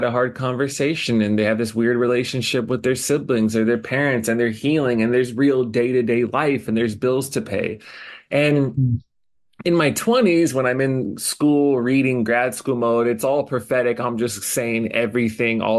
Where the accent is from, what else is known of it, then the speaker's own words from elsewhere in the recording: Indiana, United States; now in Honolulu, United States; I go back to my hometown in Indiana